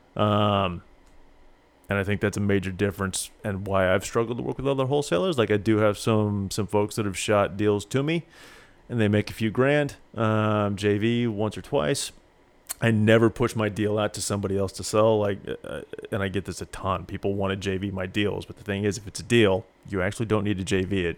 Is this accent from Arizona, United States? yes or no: no; Springfield, Missouri, United States; moved away; also born or lived in Houston, Texas; Springfield was my hometown